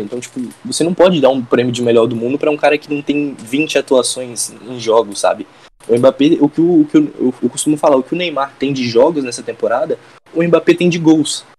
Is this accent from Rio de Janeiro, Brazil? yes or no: no; Espírito Santo, Brazil; sou do Espírito Santo